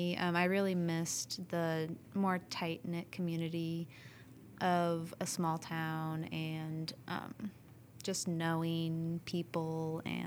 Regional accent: Natoma, Kansas, United States; I am from Kansas. My parents grew up in or around Natoma, and I was raised in Natoma and graduated from Natoma.

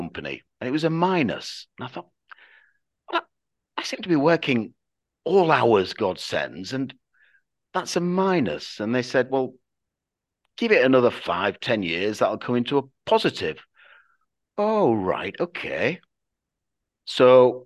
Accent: Yorkshire and the Humber, United Kingdom; we're obviously from Yorkshire, I'd call him lad.

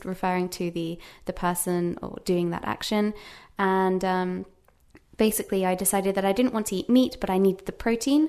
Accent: Worcester, West Midlands, United Kingdom; first language English; moved away as an adult; also born or lived in United States; now in Japan; I'm from a small town called Worcester

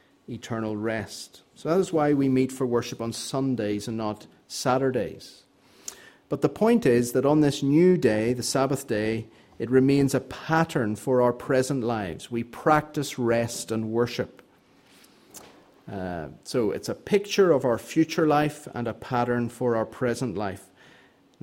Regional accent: Northern Ireland, United Kingdom; I grew up in Northern Ireland

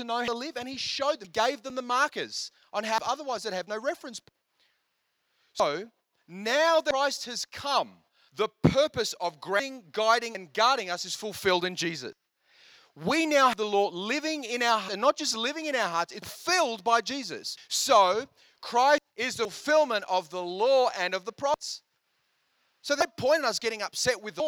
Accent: India; I'm Indian

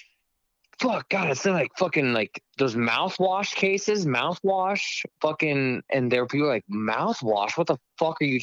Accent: Omaha, Nebraska, United States; my hometown in Omaha

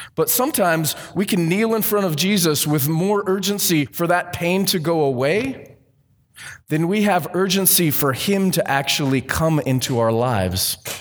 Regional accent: Southern California, United States; I grew up in Southern California

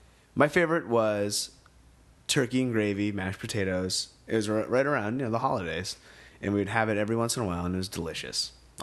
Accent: Maine, United States; moved away; I grew up in Maine, like not close to Canada, but close enough that we had a French channel

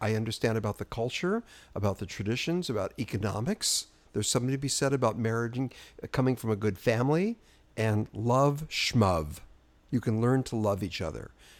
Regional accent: New York, United States; now in Los Angeles, United States; So I'm from New York. We do it.

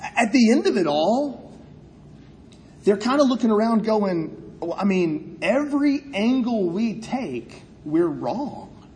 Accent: South Carolina, United States; I'm from South Carolina

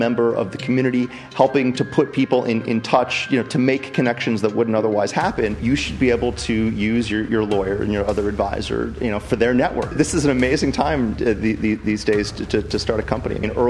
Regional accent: United States; now in London, United Kingdom; I'm an American lawyer.

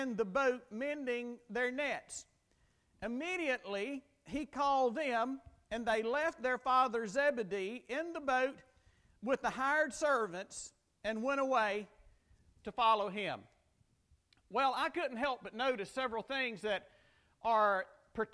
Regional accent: Lazana, Mississippi, United States; moved away; my hometown of Lazana, Mississippi, population 332

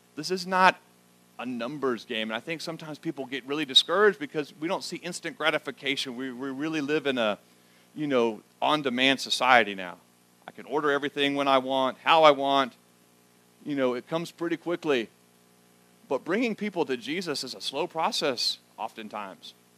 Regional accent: the South, United States; moved away as an adult; now in Schnecksville, United States; I grew up in the South.

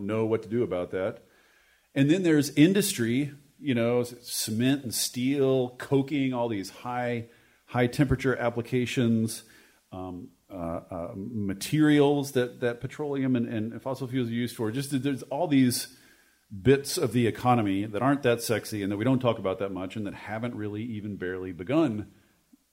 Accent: Washington, United States; my home state of Washington

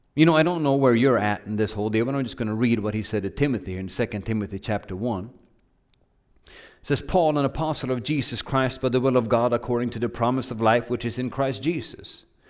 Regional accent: Norway; moved away as an adult; also born or lived in Oklahoma; now in United States; I grew up in Norway

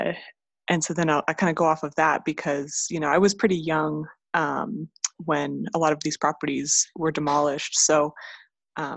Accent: Las Vegas, Nevada, United States; my hometown and from these, you know, streets I grew up on. I went to high school right downtown, like just a few blocks from Fremont Street

